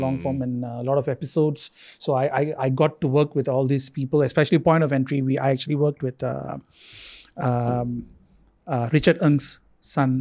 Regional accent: Singapore; as a Singaporean

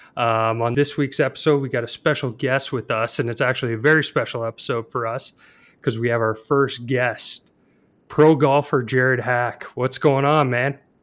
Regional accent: Canada; Al and I both being Canadian

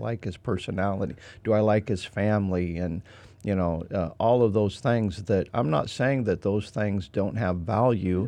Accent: Idaho, United States; moved away as an adult; I'm from Idaho. I mean, I'm a different culture, and I speak different

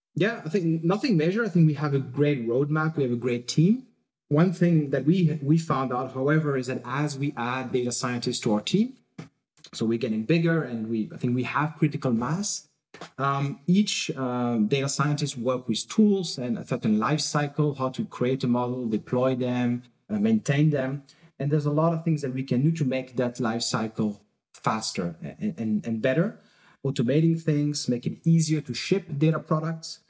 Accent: France; now in Berlin, Germany; I'm originally from France

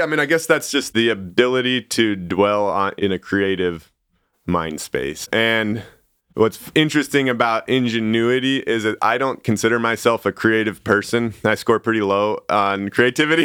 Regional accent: Sandpoint, Idaho, United States; also born or lived in Siberia; I grew up in Idaho

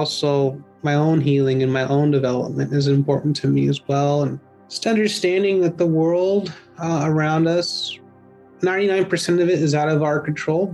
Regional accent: San Leandro, California, United States; also born or lived in Oakland, California; I grew up in the East Bay here in California, Bay Area. I was born in Oakland, but I moved to San Leandro when I was about 10 months

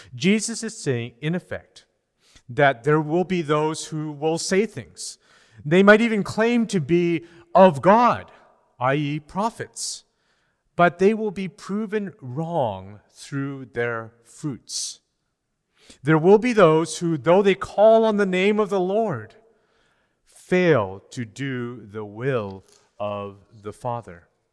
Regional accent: British Columbia, Canada; As Canadians, as British Columbians

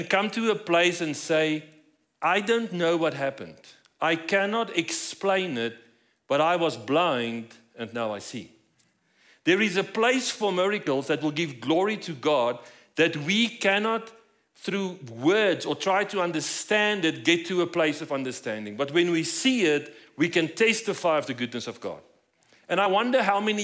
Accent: South Africa; moved away as an adult; now in Colorado Springs, United States; As you might notice from my accent, we're not from here. So we moved here about 5 years ago from South Africa.

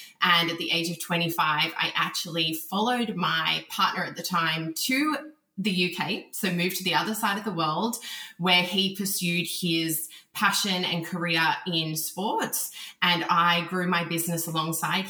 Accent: Canberra, Australian Capital Territory, Australia; I grew up actually in Canberra, which is the capital of Australia.

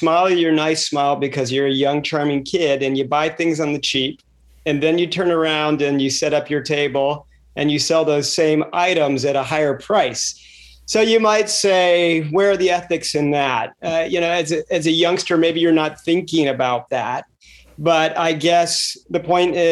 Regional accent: Reston, Virginia, United States; I grew up in the Washington, D.C. suburbs in Reston, Virginia

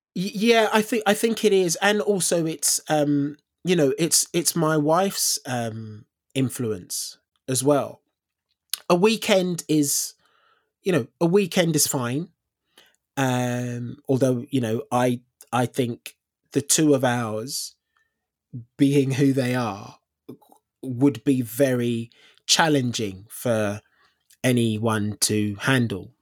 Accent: London, United Kingdom; moved away as an adult; also born or lived in Elephant and Castle / Tooting; I grew up in, I grew up in South London.

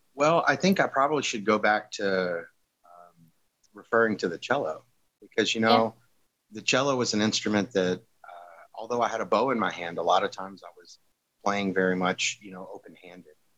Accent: Southern Louisiana, United States; moved away; I'm from Southern Louisiana originally

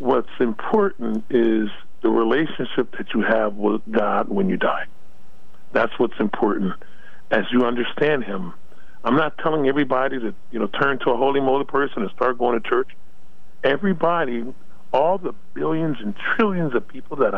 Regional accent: Los Angeles, California, United States; I was born and raised in Los Angeles.

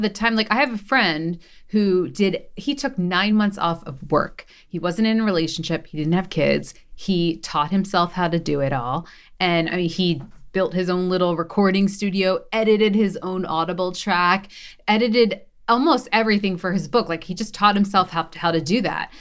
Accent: Philadelphia, Pennsylvania, United States; I'm from Philly, so I went on, um, Good Day Philly

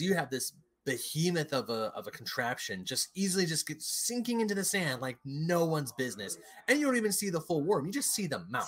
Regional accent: United States; I grew up in America

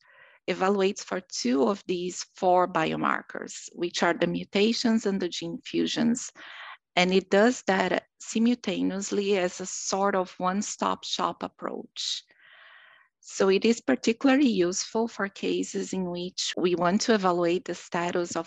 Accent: Brazil; moved away as an adult; now in Rochester, United States; I'm originally from Brazil, where I did my medical school and my anatomic pathology residency

